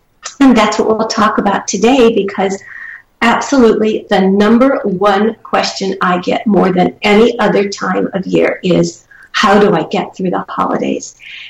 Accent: Charleston, South Carolina, United States; moved away; also born or lived in Midwest; I am proud to have a southern heritage. I was raised part of my life in Charleston, South Carolina, and a part in the Midwest. but my heart is in the South.

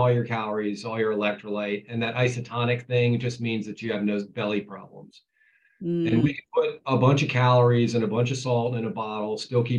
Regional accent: Ohio, United States; I was a kid from Ohio.

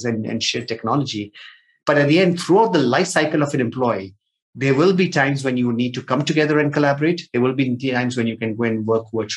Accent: Nigeria; moved away; also born or lived in India; I've been born and brought up in Nigeria, grew up there, then moved to India, did my chartered accountancy

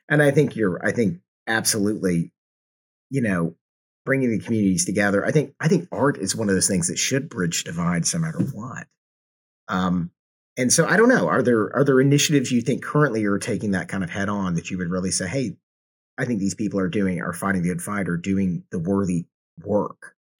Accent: Atlanta, Georgia, United States; now in Kansas City, United States; I'm, I'm originally from the Atlanta, Georgia area

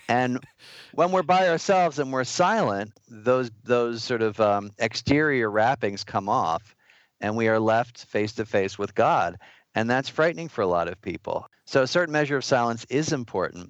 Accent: New York, United States; As a New Yorker

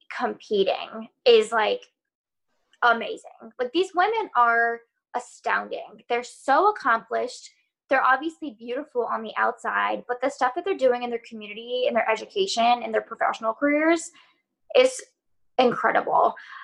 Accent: California, United States; Well, I'm originally from California, so I was like, oh, I'm not foreign to the state.

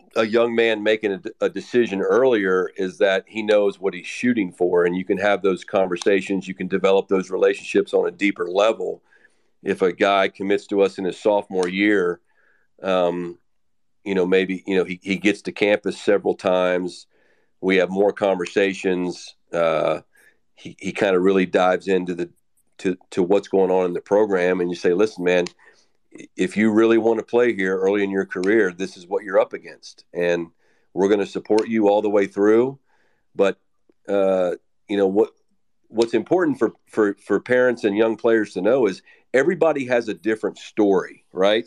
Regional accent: Western Maryland, United States; now in Texas, United States; I'm from Western Maryland

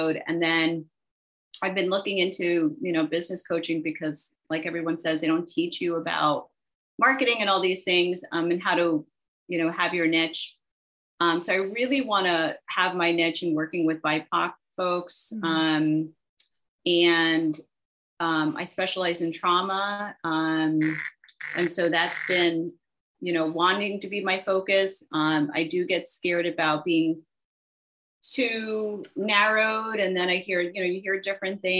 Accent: New Jersey, United States; also born or lived in Hawaii; now in Florida, United States; I'm born and raised in New Jersey

